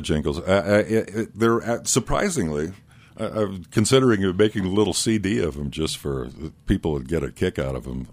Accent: Iowa, United States; moved away as an adult; also born or lived in Denver, Colorado; now in Aspen, United States; I grew up in Iowa, but I went to school at University of Denver

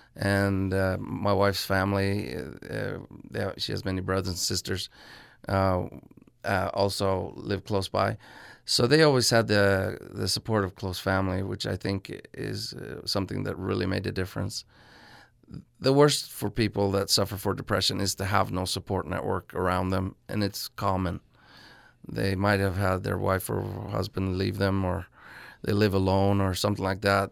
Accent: Norway; my hometown of Norway

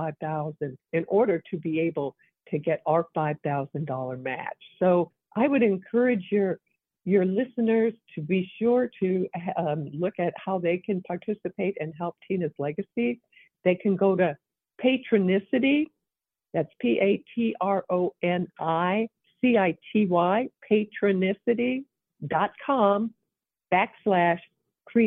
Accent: Evansville, Indiana, United States; I come from the Evansville area.

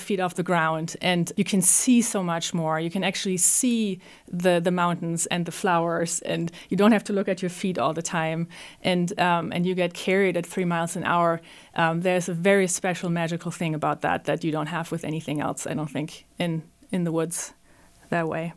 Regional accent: Germany; moved away; I'm from Germany

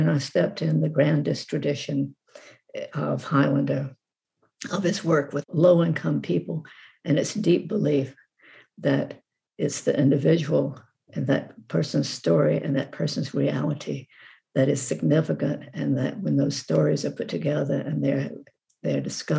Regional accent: the South, United States; That's where I learned a lot about being a Southerner, and I learned a lot about race.

